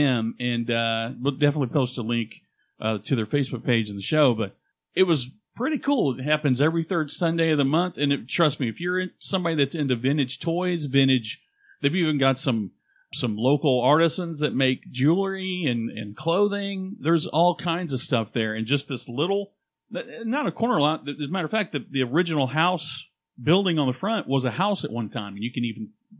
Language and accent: English; Louisiana, United States; accent: Cajun; Cajun. We're Cajun.